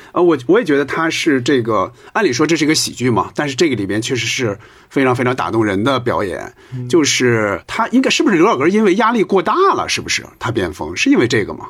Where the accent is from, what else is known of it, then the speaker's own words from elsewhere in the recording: Hebei, China; 我们老家河北